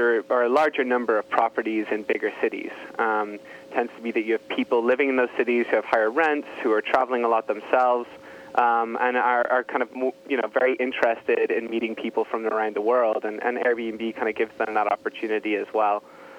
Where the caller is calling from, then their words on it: San Francisco, California, United States; I am. I'm in sunny San Francisco.